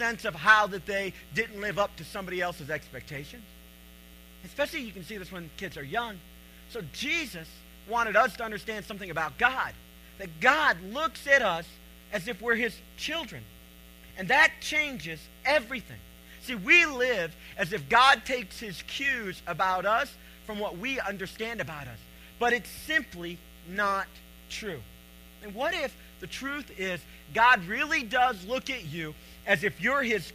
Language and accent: English; Cleveland, Tennessee, United States; I'm from Cleveland, Tennessee